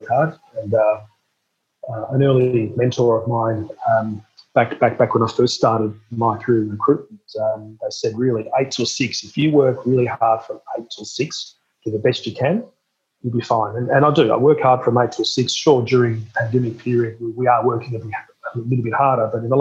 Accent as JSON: {"language": "English", "town": "Melbourne", "region": "Victoria", "country": "Australia", "tie": "born or raised there", "said": "I was born in Melbourne at Cabrini Hospital"}